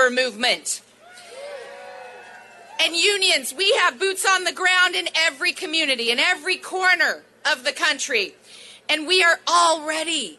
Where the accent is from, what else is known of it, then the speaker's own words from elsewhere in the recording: Oregon, United States; I grew up in Oregon, way out on the West Coast.